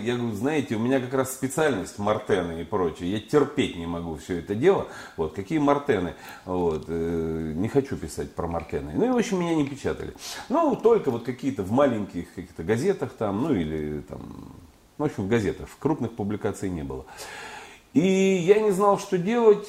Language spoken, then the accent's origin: Russian; Urals, Russia; я вот поэт с Урала